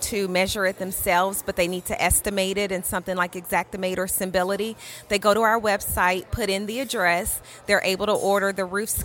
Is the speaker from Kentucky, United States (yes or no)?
yes; Louisville, Kentucky, United States; from Louisville, Kentucky.